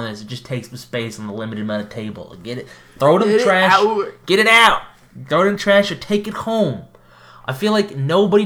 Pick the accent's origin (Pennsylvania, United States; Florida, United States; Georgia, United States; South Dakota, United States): Florida, United States; now in Canada; I grew up in Florida in a pretty rural area